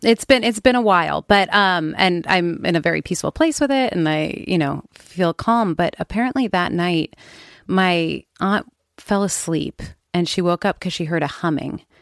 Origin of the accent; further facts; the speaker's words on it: Oakland, California, United States; I grew up in Oakland